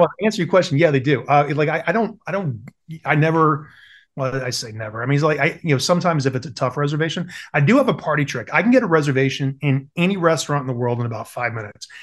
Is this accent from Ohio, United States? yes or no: no; South Carolina, United States; I grew up in South Carolina